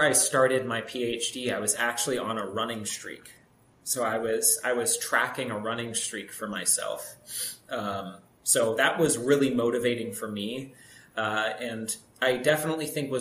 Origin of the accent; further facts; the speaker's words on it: Pittsburgh, Pennsylvania, United States; I grew up in Pittsburgh, so I was just in the suburbs